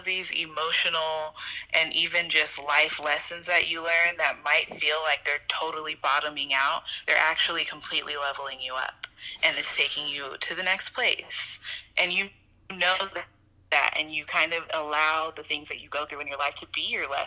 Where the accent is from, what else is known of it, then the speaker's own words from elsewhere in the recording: San Diego, California, United States; I'm from San Diego, California